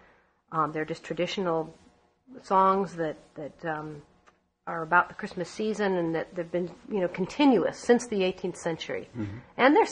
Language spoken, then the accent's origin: English; San Francisco, California, United States; also born or lived in East Coast; as a small child, I grew up partly on the East Coast and partly in San Francisco, where we were members of the Irish American Society there in San Francisco.